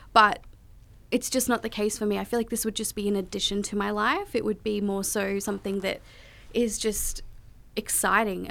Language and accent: English; Australia; also born or lived in Kolkata, India; I came to Australia when I was four months old, and I was born in Calcutta, India